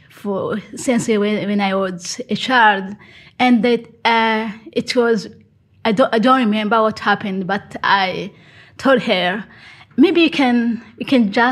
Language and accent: English; Burundi; now in Bergen, Norway; I'm from Burundi and mm-hmm. I live in Bergen. I have kids.